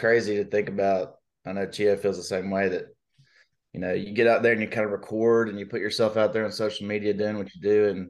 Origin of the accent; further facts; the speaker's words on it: Birmingham, Alabama, United States; I grew up in Birmingham. So I know every nook and cranny